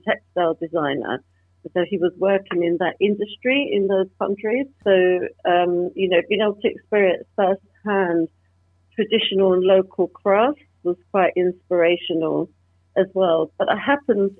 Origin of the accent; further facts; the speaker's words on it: London, United Kingdom; growing up in London in the 70s and 80s, I experienced discrimination firsthand